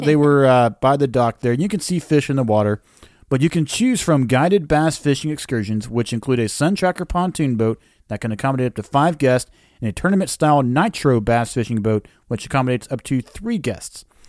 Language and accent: English; Tennessee, United States; we come from Tennessee